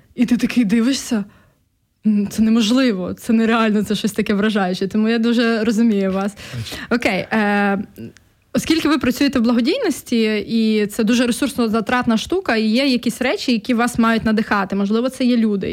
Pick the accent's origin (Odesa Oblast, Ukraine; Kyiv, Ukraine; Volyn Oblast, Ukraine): Volyn Oblast, Ukraine; Volhynia; moved away; я з Волині родом, і коли я приїжджаю на батьківщину, і там, особливо в селище своє, де я виросла